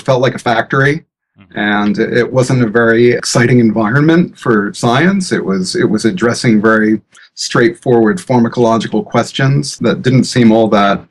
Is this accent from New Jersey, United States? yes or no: yes; New Jersey, United States; now in San Diego, United States; I'm a refugee from New Jersey